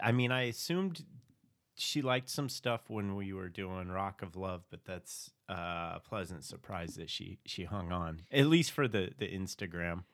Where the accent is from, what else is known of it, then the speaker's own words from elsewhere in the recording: Phoenix, Arizona, United States; I was from Phoenix